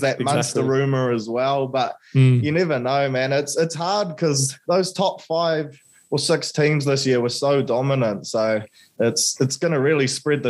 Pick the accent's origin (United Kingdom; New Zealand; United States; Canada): New Zealand; accent: Kiwi; also born or lived in Auckland, New Zealand; Kiwi boy, as you can probably tell from the accent. I live in Auckland, New Zealand.